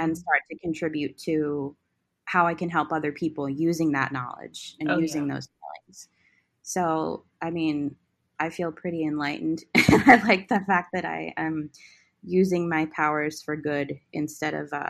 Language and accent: English; West Chester, Pennsylvania, United States; I was born here on August 28th, 1989 at 12:04 p.m. in Westchester, Pennsylvania